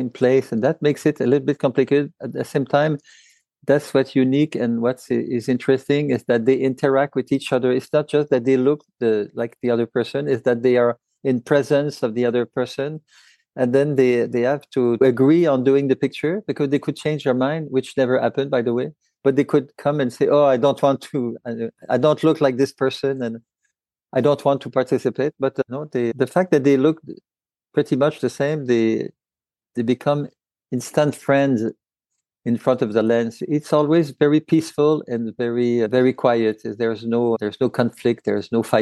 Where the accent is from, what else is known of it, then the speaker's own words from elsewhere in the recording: Montreal, Quebec, Canada; I'm a photographer from Montreal